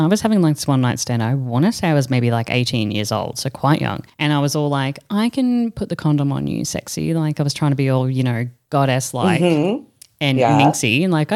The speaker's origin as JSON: {"language": "English", "country": "Australia", "tie": "born or raised there", "moved": "as an adult", "lives_now": "Europe", "said": "in comparison to growing up in Australia, in comparison to me now in Europe"}